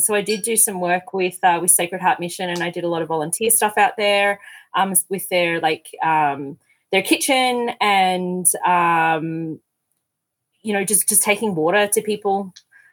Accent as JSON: {"language": "English", "town": "Keilor", "region": "Victoria", "country": "Australia", "tie": "born or raised there", "also_born_or_lived": "St Kilda, Melbourne", "moved": "as an adult", "lives_now": "Calgary, Canada", "said": "I grew up in Keilor, right by the airport"}